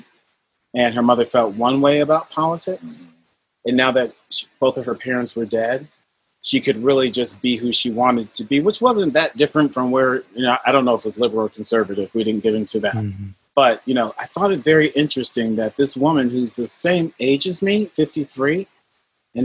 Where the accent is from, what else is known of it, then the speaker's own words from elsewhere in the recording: Wethersfield, Connecticut, United States; I grew up in Wethersfield, Connecticut